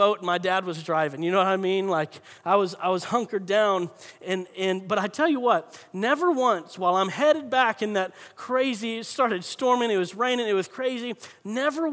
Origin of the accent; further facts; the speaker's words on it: north central Florida, United States; also born or lived in San Diego, California; raised in Florida